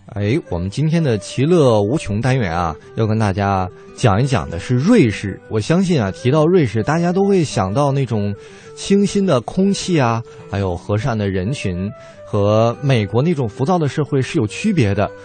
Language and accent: Chinese; China; 我们大陆人